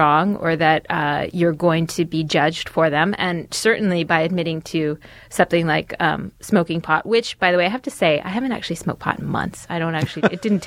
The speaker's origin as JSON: {"language": "English", "region": "California", "country": "United States", "tie": "born or raised there", "said": "I grew up in California"}